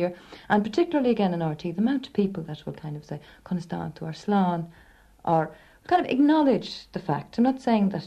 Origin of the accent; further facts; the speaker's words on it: Dublin, Leinster, Ireland; first language Irish; I was brought up in Dublin speaking Irish